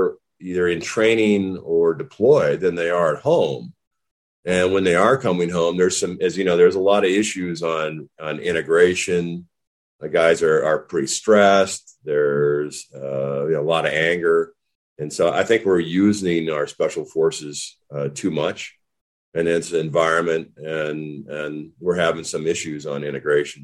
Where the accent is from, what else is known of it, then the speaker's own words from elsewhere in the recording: Whitefish, Montana, United States; moved away as an adult; growing up in Whitefish, Montana, you know, little logging town